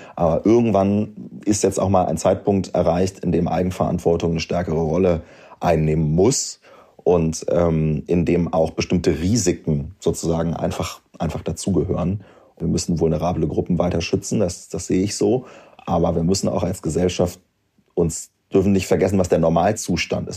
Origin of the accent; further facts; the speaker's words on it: Göttingen, Lower Saxony, Germany; also born or lived in Wolfenbüttel; Ich komme ja aus Göttingen, das ist eine Studentenstadt